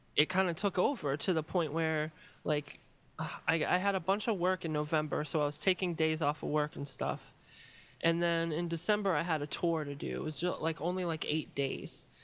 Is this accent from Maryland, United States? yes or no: yes; Maryland, United States; born or raised there; moved away as an adult; also born or lived in Chicago